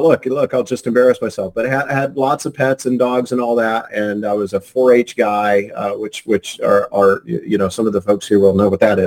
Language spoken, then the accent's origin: English; Indiana, United States; moved away as an adult; also born or lived in Colorado; now in Sandy Springs, United States; Born and raised in the Midwest in Indiana, Colorado for about 12 years, been here for roughly 18